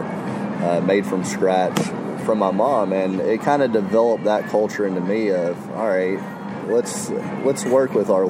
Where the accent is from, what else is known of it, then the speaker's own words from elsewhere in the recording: the South, United States; growing up in the South, I had amazing grandparents that would cook